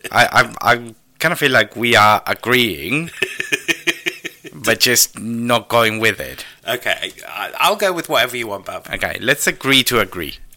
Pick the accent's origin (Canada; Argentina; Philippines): Argentina; now in United Kingdom; I am Argentinian